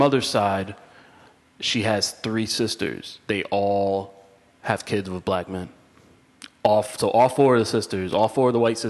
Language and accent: English; Waterbury, Connecticut, United States; My mother's white, obviously. My father's black. I grew up off of Willow Street, Plaza Ave in Waterbury.